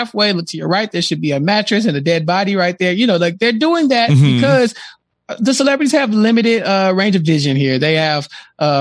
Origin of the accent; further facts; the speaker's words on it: Texas, United States; I'm from Texas